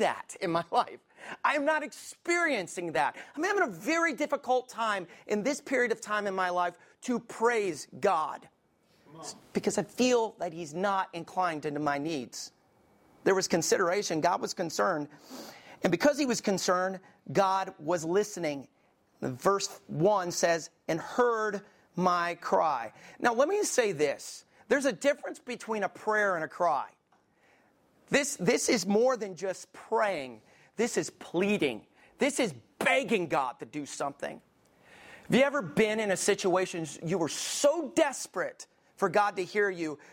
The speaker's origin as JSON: {"language": "English", "region": "Alabama", "country": "United States", "tie": "born or raised there", "moved": "yes", "lives_now": "Columbus, Ohio, United States", "said": "I grew up in Alabama"}